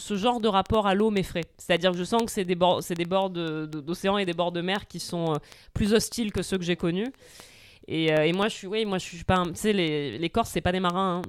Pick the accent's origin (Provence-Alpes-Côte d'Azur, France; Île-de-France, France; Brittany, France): Provence-Alpes-Côte d'Azur, France; Marseille; j'ai grandi à Marseille, que je suis de famille corse